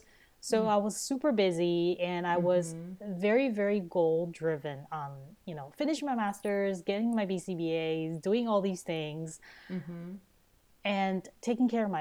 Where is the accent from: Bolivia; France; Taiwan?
Taiwan; now in Canada; I grew up in Taiwan, that's in Asia